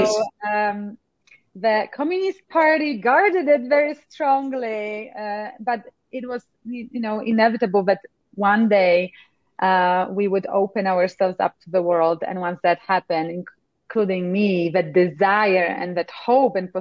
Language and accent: English; Poland; English is a second language; moved away; I actually grew up in Poland in times of communism.